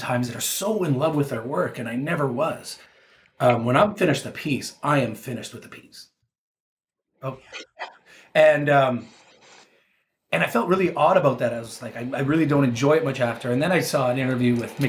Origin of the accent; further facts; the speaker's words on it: Canada; I'm a 49 year old guy from Canada